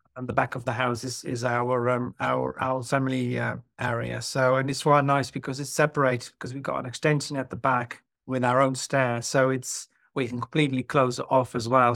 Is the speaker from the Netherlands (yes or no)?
yes; Netherlands; moved away as an adult; also born or lived in London, United Kingdom; now in Cheshire, United Kingdom; I'm originally from Holland, or as it's now called, the Netherlands